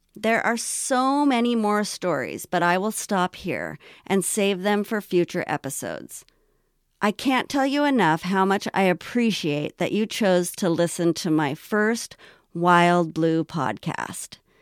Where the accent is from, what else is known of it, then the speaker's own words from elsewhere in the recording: Los Angeles, California, United States; also born or lived in North Hollywood / Washington State; the early years of my life growing up in Los Angeles